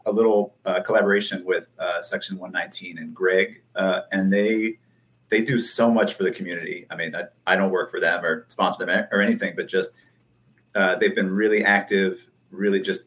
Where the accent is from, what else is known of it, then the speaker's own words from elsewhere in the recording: Rockville, Maryland, United States; moved away; It's a hometown show. I grew up in Rockville